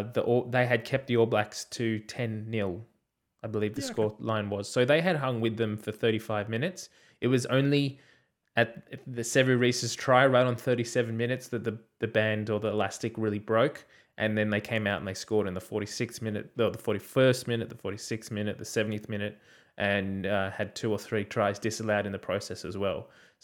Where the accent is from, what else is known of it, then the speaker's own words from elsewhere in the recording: Australia; for once it's good to be able as an Australian fan to sit back and watch New Zealand play